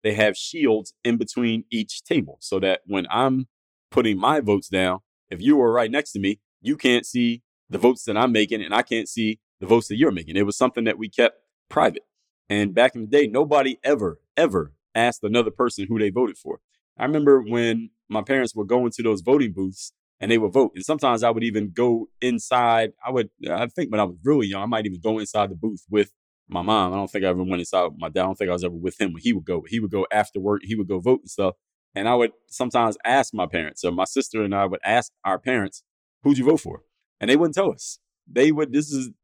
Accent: Philadelphia, Pennsylvania, United States; moved away; Where I grew up in Philadelphia, my house that I grew up in was across the street from a church.

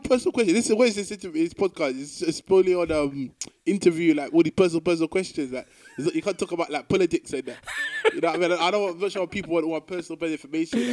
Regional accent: London, United Kingdom; moved away as an adult; now in Glasgow, United Kingdom; originally I'm born in London, but I'm not ethnically English person

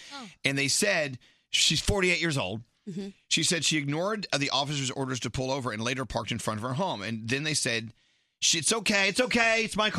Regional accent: New Mexico, United States; now in New York, United States; New Mexico, my state

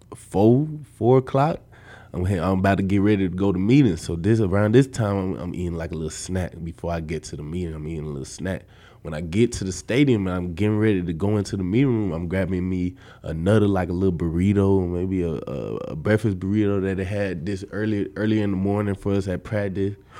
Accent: Atlanta, Georgia, United States; moved away as an adult; now in Nebraska, United States; I'm from Atlanta, Georgia

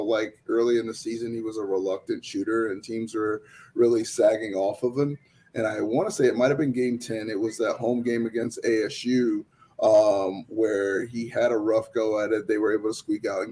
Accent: New England, United States; moved away; also born or lived in Connecticut; I'm from New England, so I was a Boston Celtic fan

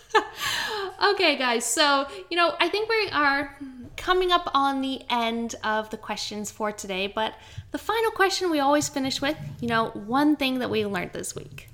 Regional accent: Canada; now in Brisbane, Australia; I'm from Canada, but I'm a poor excuse for a Canadian.

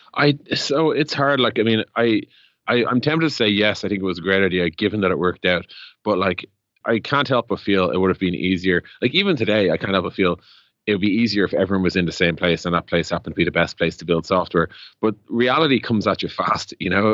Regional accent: Dublin, Leinster, Ireland; Ireland, Dublin

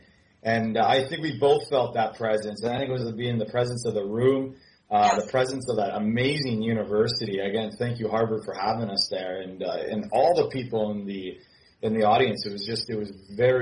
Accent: Canada; I'm Canadian. I'm Canadian

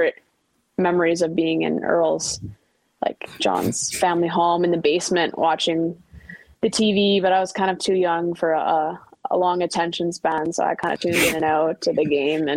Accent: Ottawa, Ontario, Canada; Ottawa's my hometown.

